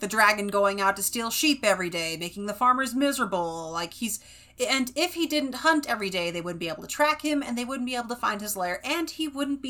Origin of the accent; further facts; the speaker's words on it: West Coast, United States; also born or lived in Fresno, California; I grew up on the West Coast.